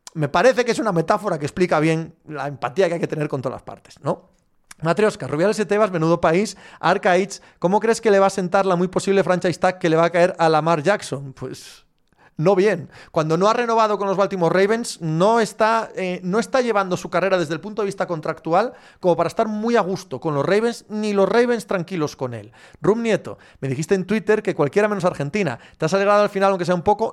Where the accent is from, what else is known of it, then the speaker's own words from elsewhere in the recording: Cangas del Narcea, Asturias, Spain; Soy de Asturias, pero del suroccidente, que los que sois del centro, que habláis como Yes de Asturias, ling, tal, no somos exactamente lo mismo. Soy de Cangas de Narcea.